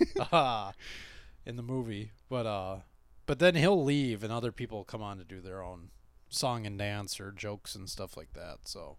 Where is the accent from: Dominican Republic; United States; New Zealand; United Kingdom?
United States; Minnesota; we're from Minnesota